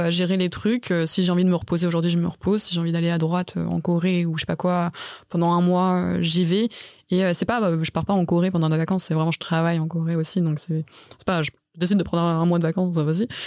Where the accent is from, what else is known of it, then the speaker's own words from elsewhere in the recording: Lyon, Auvergne-Rhône-Alpes, France; moved away; moi je suis de Lyon de base, j'ai fait mes études là-bas